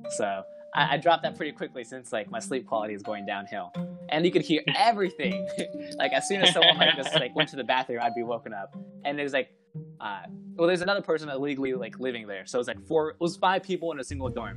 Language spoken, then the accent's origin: English; Plano, Texas, United States; Since I came from Plano, which is Plano Senior High School